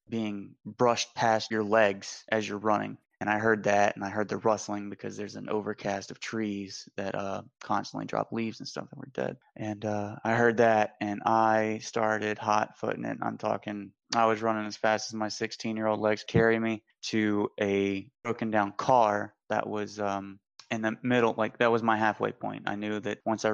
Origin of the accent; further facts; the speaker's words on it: Pearl River, Louisiana, United States; I am from Pearl River, Louisiana, closer to the outskirts out by Hickory